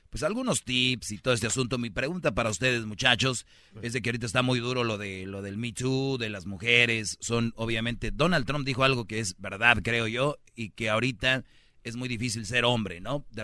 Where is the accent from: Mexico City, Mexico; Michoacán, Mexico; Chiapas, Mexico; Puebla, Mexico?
Michoacán, Mexico; Ya sé, yo soy de Michoacán, güey. Vamos adelantados nosotros.